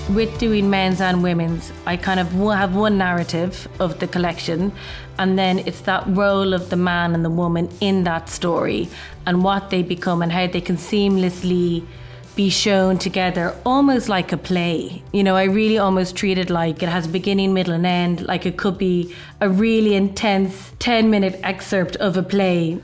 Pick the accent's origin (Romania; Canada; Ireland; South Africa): Ireland; moved away as an adult; now in London, United Kingdom; I'm actually Irish. I'm half Irish, half Chinese, and I live in London